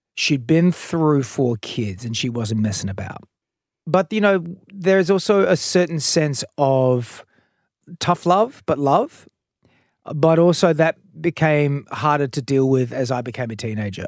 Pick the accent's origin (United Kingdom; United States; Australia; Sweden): Australia; Adelaide, South Australia; in the eighties and seventies growing up in Adelaide